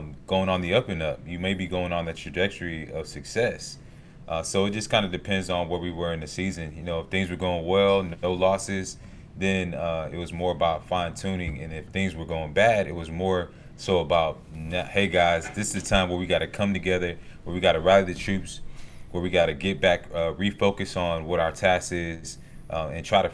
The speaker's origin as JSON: {"language": "English", "town": "Snellville", "region": "Georgia", "country": "United States", "tie": "born or raised there", "said": "I grew up in Snellville, 45 minutes away"}